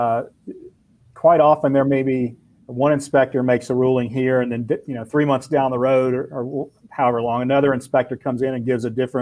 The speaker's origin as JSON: {"language": "English", "region": "Louisiana", "country": "United States", "also_born_or_lived": "Lafayette, Louisiana", "moved": "yes", "lives_now": "Wichita Falls, United States", "said": "I'm from Louisiana."}